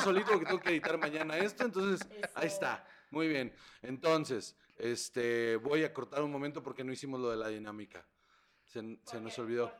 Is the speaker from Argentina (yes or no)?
no; Sonora, Mexico; yo soy de Sonora